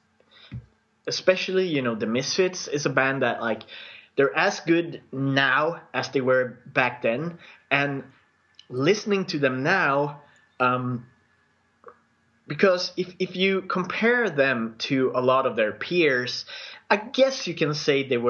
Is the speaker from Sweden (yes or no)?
yes; Sweden; accent: Swedish; English is a second language; my Swedish accent